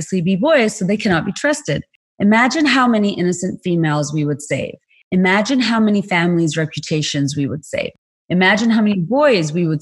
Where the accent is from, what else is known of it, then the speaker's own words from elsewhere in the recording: Bangladesh; moved away; I'm from Bangladesh. That's where I was born and raised